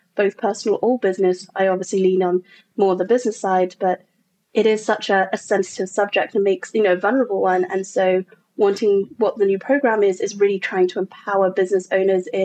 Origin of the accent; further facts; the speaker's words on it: England, United Kingdom; moved away as an adult; now in United States; I'm from England originally, and I was in corporate England there and came over to America again, landing in corporate